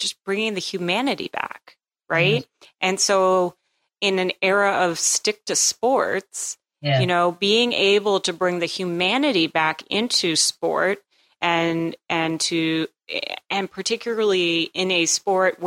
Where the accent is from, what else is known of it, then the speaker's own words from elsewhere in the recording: New England, United States; I grew up in New England.